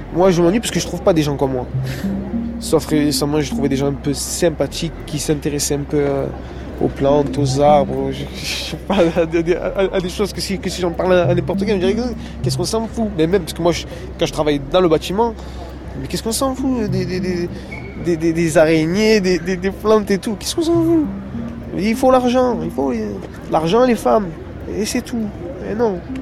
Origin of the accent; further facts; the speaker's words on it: France; Je suis français